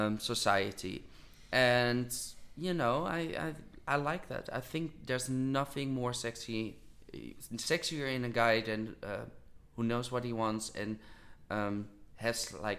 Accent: Netherlands; I do think I'm from the Netherlands and I don't consider myself really as a person of the Netherlands. I consider myself as a person of the world.

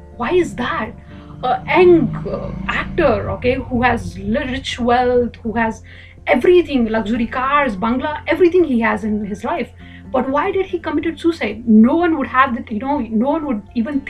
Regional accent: India; I'm from India.

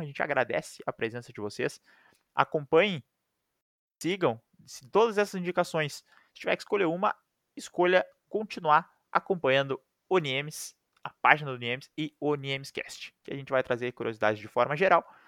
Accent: Brazil; a gente é brasileiro

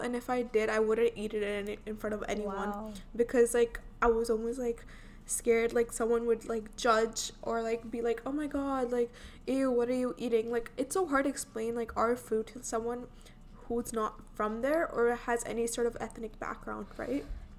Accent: India; accent: Indian; now in Canada; I am from India, so, like, I have lived there, so obviously I have an Indian accent. Not anymore, though.

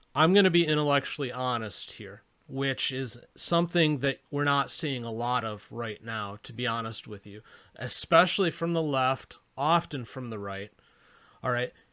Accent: Arizona, United States; my home state of Arizona

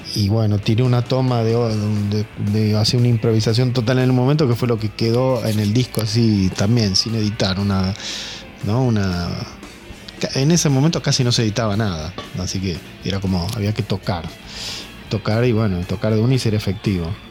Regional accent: Buenos Aires Province, Argentina; Somos de Zona Sur, todos, más o menos Turdera, Lavallol, Banfield, Adroé

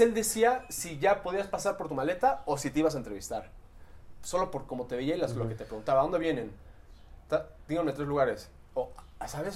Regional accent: Cancún, Quintana Roo, Mexico; en mi adolescencia, yo crecí en Cancún

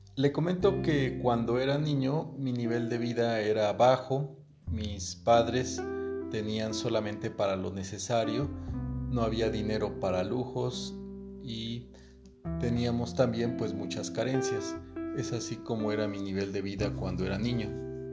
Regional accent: Puebla, Mexico; also born or lived in State of Mexico; now in Huejotzingo, Mexico; Me mudé del Estado de México a Puebla cuando tenía seis años.

